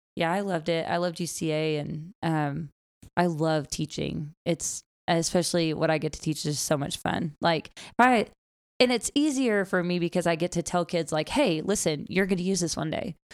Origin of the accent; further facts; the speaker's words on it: Gentry, Arkansas, United States; I grew up in Northwest Arkansas, um, Gentry